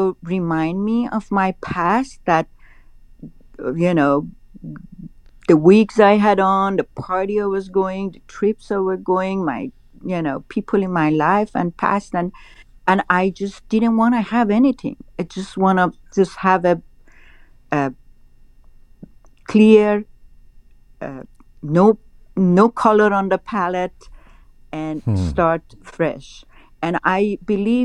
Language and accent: English; Tehran, Tehran Province, Iran; moved away; also born or lived in Rishikesh; I was raised in Tehran